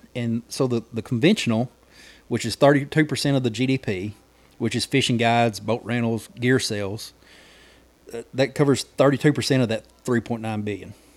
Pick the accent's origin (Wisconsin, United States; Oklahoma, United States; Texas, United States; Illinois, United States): Oklahoma, United States; McCurtain County; I'm from McCartan County